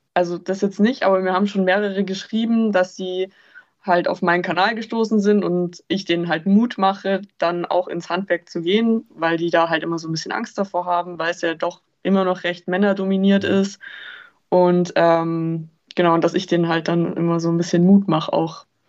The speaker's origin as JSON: {"language": "German", "area": "Lake Starnberg", "region": "Bavaria", "country": "Germany", "said": "ich komme vom Starnberger See"}